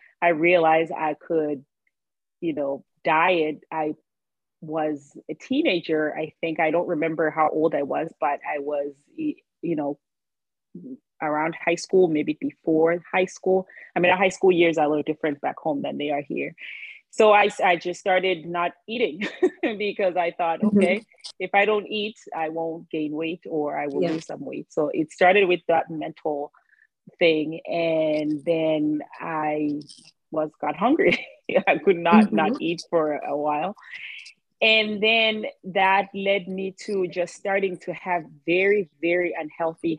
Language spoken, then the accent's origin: English; Eswatini; moved away as an adult; now in Philadelphia, United States; I am from Swaziland, well, now named Eswatini. It's a small country in Southern Africa. So I grew up there. I moved to the States when I was 18 years old.